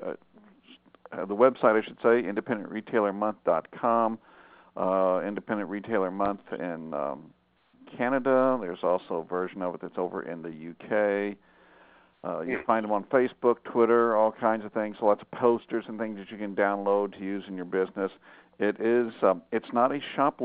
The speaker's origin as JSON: {"language": "English", "region": "Arkansas", "country": "United States", "tie": "born or raised there", "moved": "yes", "said": "I went home to Arkansas, and my hometown is right on the Oklahoma border."}